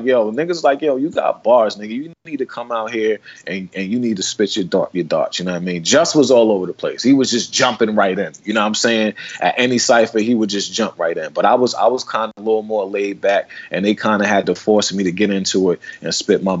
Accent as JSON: {"language": "English", "town": "New York City", "region": "New York", "country": "United States", "tie": "born or raised there", "said": "I'm from the 40th side of Queensbridge, man. That's where I was born"}